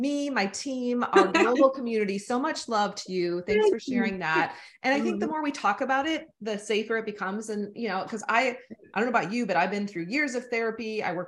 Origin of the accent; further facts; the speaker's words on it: United States; accent: American; I have an American accent